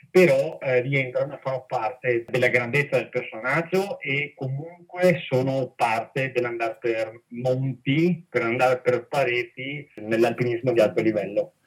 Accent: Castelfranco Veneto, Veneto, Italy; io sono di Castelfranco Veneto

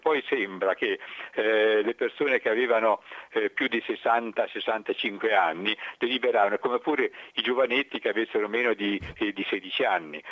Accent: Gubbio, Umbria, Italy; a noi ci dicono spesso quando i lupi di Gubbio

